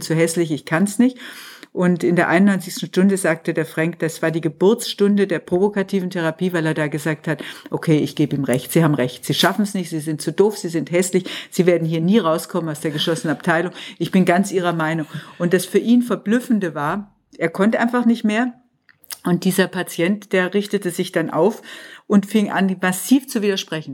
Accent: Tübingen, Baden-Württemberg, Germany; moved away as an adult; now in Munich, Germany; gebürtig bin ich aus Tübingen, mhm. bin aber jetzt schon seit über 50 Jahren in München

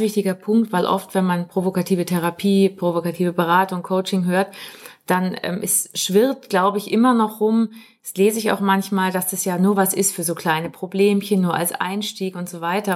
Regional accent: Munich, Bavaria, Germany; wir kommen beide aus München und sind Mutter und Tochter. Also ich bin die Tochter

